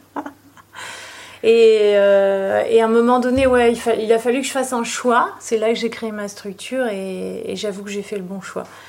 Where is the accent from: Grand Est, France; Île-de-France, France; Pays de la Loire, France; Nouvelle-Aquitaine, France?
Nouvelle-Aquitaine, France; Libourne; je suis née à Libourne et j'ai grandi euh, ici en fait.